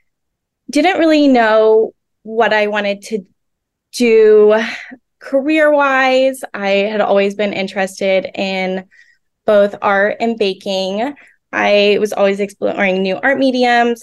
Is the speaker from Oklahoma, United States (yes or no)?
yes; Oklahoma, United States; I was born and raised in Oklahoma